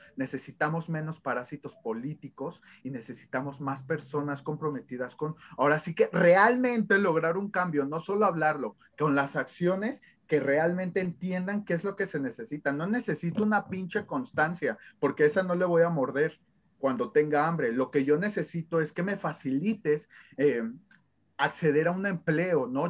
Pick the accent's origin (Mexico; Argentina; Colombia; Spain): Mexico; como mexicanos